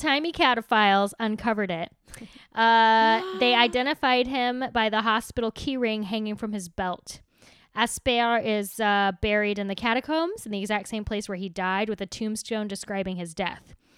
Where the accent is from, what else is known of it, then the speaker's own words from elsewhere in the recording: United States; I was American.